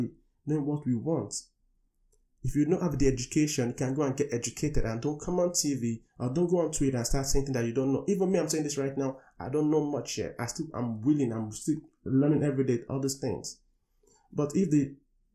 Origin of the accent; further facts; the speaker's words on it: Nigeria; moved away; I come from Africa, from Nigeria